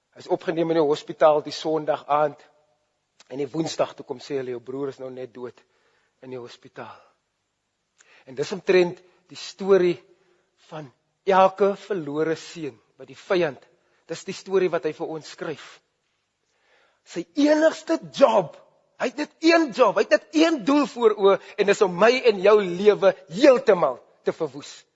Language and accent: Afrikaans; Grabouw, Western Cape, South Africa; Ek het groot geword in Grabouw